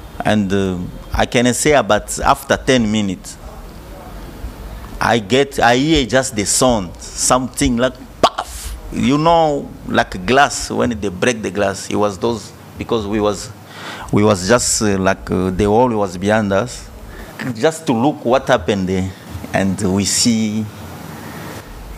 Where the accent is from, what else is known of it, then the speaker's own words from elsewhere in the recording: DR Congo; now in South Africa; I'm from South Africa, originally from DRC.